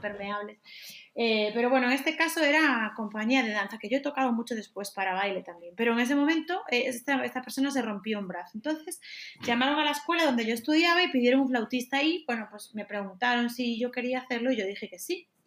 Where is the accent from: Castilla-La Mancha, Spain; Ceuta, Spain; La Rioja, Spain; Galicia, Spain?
Galicia, Spain; moved away as an adult; now in Madrid, Spain; actualmente vivo en Madrid, pero soy de Galicia